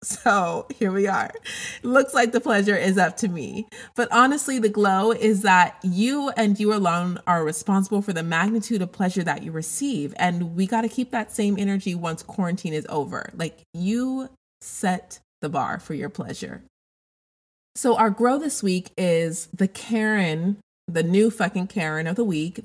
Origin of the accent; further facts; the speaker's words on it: Denver, Colorado, United States; I grew up in Denver, Colorado